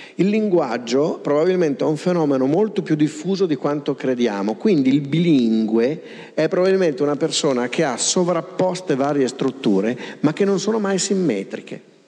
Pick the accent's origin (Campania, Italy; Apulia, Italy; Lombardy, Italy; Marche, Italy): Lombardy, Italy; Pavia; io sono di Pavia